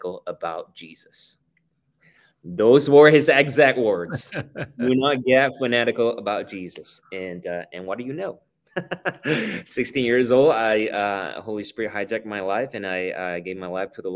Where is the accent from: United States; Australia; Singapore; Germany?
Singapore; moved away; I was born and raised in Singapore